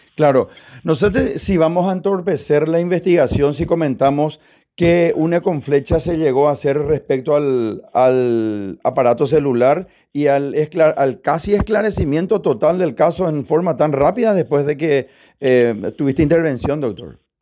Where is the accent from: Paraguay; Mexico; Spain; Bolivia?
Paraguay; como ciudadano, como paraguayo